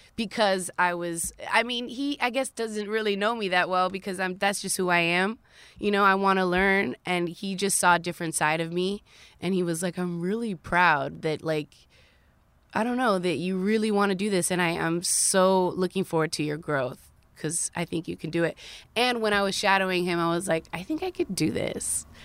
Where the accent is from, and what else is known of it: Dominican Republic; born or raised there; also born or lived in Queens, New York, United States; now in United States